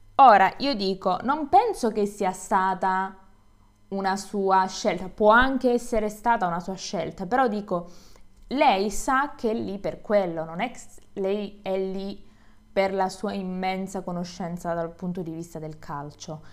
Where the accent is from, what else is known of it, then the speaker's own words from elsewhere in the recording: Calabria, Italy; Io sono del sud, sono calabrese